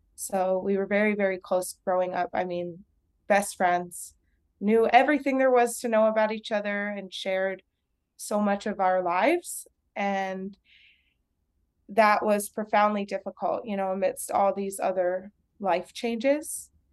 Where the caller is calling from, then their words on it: El Paso, Texas, United States; I'm calling from El Paso, Texas, and I'm a licensed vocational nurse here in El Paso